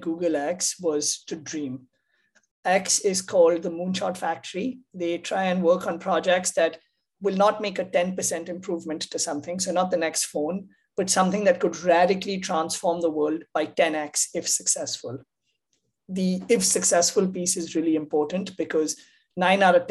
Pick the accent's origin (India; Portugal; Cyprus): India; moved away as an adult; now in United States; I grew up in India